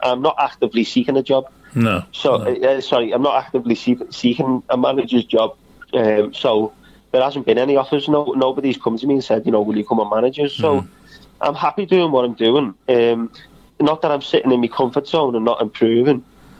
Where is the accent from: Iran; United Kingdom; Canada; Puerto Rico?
United Kingdom; Liverpool, North West England; I love living at home. I love living in Liverpool. I'm 10 minutes from Finch Farm.